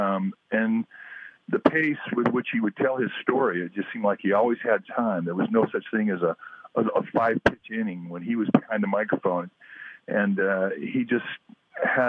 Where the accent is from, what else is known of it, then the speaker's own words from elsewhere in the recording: Southern California, United States; when I was a kid growing up in Southern California